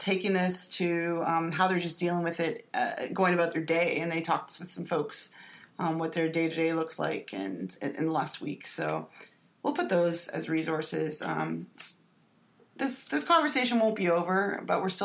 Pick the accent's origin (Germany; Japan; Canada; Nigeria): Canada; now in United States; I'm Canadian.